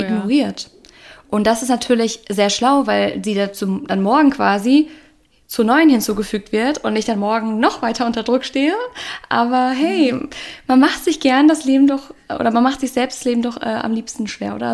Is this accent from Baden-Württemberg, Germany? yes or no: no; North Rhine-Westphalia, Germany; now in Cologne, Germany; Heimat, also alle in NRW